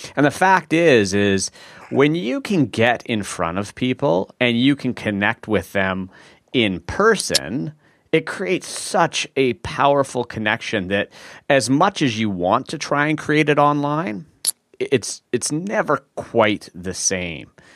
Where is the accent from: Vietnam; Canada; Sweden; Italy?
Canada; Vancouver, British Columbia; we're both from Vancouver